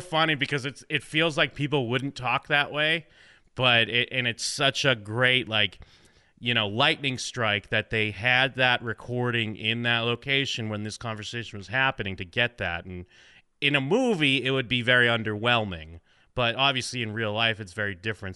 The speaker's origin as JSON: {"language": "English", "area": "New England, outside of Boston", "region": "Massachusetts", "country": "United States", "tie": "born or raised there", "said": "I grew up in New England, uh, outside of Boston"}